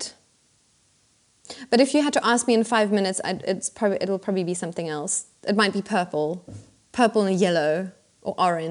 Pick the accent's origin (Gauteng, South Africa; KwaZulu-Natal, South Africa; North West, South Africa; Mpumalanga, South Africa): Gauteng, South Africa; Pretoria; moved away as an adult; now in Berlin, Germany; I grew up in Pretoria